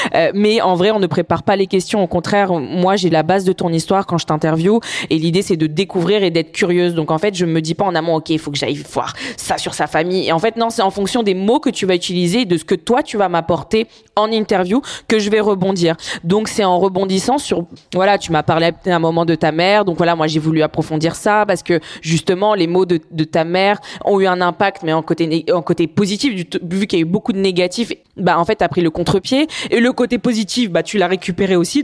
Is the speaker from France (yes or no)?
yes; France; de là où j'ai grandi, c'est-à-dire en banlieue, même de différentes banlieues en France